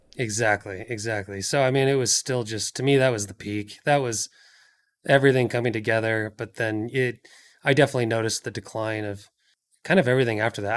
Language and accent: English; just outside of Seattle, Washington, United States; moved away as an adult; now in California, United States; I grew up in Washington State, uh, just outside of Seattle